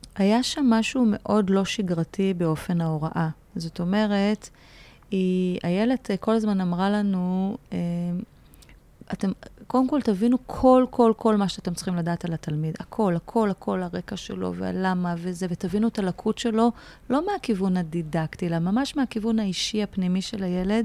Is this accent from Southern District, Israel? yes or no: no; Haifa, Haifa District, Israel; also born or lived in Aloney Yitzhak youth village; now in Tel Aviv, Israel; בחיפה. זאת אומרת, גדלתי בכפר נוער אלוני יצחק, גיל 6, ואז עברנו חיפה, והיינו גם קצת בשליחויות, כי שני ההורים שלי היו מורים, אבל הבייס זה חיפה, זאת עיר אם